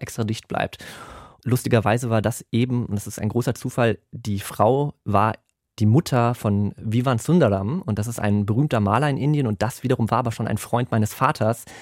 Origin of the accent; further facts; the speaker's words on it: Germany; first language German; Und ich bin aber in Deutschland aufgewachsen und da haben wir nur Deutsch gesprochen